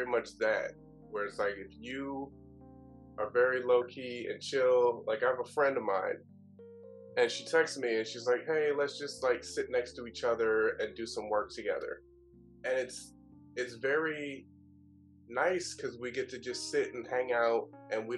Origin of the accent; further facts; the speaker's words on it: Fort Wayne, Indiana, United States; moved away as an adult; also born or lived in Los Angeles, California / Oahu, Hawaii; now in Seattle, United States; In my childhood, I was raised in Indiana